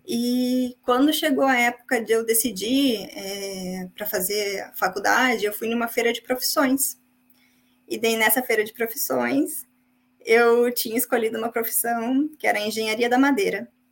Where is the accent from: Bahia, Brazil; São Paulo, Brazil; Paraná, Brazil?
Paraná, Brazil; São José dos Pinhais; moved away as an adult; also born or lived in Curitiba; now in Ireland; eu vim do Paraná, uma cidade chamada São José dos Pinhais